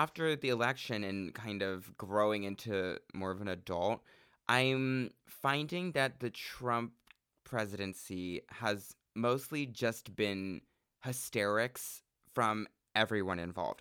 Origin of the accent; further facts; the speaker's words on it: Central Oregon, United States; I'm from Central Oregon where there was a total of two black people in my high school